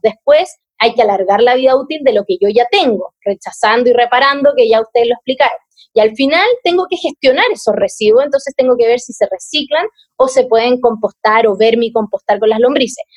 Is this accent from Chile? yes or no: yes; Viña del Mar, Valparaíso, Chile; moved away as an adult; now in Santiago, Chile; cuando me vine a vivir a Santiago, porque al igual que ustedes soy de Viña